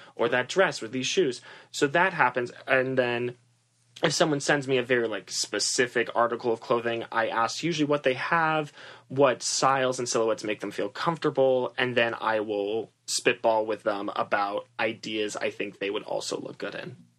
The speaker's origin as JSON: {"language": "English", "region": "Massachusetts", "country": "United States", "also_born_or_lived": "New York / Los Angeles", "said": "I'm originally from Massachusetts"}